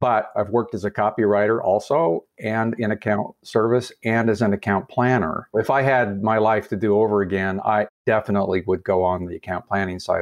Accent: Salt Lake City, Utah, United States; moved away as an adult; also born or lived in New York / Las Vegas; my hometown of Salt Lake City. I wasn't sure I would ever come back to Salt Lake after leaving and living lots of other places

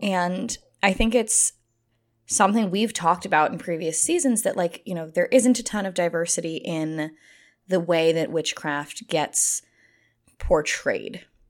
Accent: United States; as an American person

